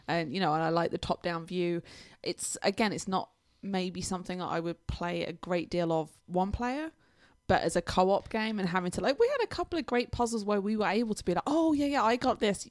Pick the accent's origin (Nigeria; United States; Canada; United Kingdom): United Kingdom; England; moved away; I'm English.